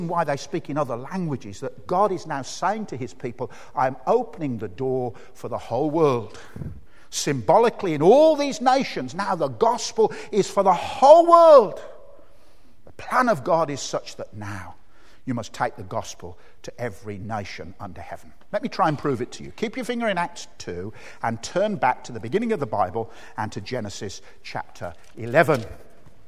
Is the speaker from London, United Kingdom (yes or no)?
no; Birmingham, West Midlands, United Kingdom; accent: Brummie; my accent, the Birmingham accent